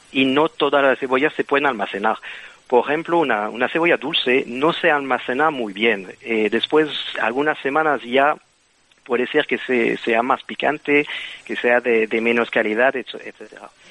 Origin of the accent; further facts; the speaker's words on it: Belgium; Spanish is a second language; moved away; como puedes entender con el acento, pues eh, soy de Bélgica